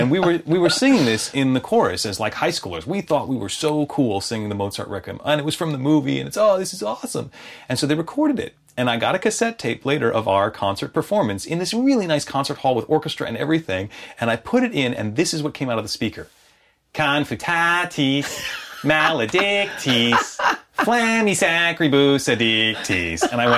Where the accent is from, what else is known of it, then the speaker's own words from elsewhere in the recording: Chicago, Illinois, United States; accent: Chicago accent; I was raised in Chicago, and you can tell I don't really have much of a Chicago accent anymore.